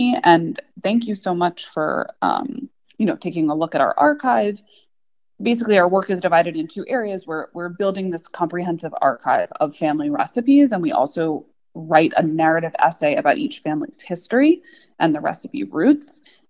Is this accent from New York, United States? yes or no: yes; New York, United States; I'm a native New Yorker